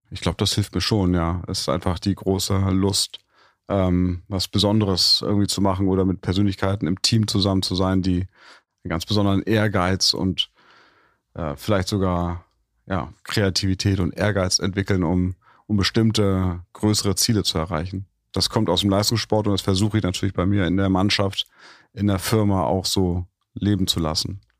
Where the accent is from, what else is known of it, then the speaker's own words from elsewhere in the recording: Hamburg, Germany; Um das ganz kurz zu sagen, ich habe in Hamburg, Hamburg ist eine Hockey-Hochburg